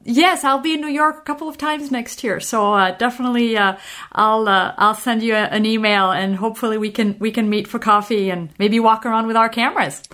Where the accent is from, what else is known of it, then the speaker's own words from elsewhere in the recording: Normandy, France; I'm from Normandy in France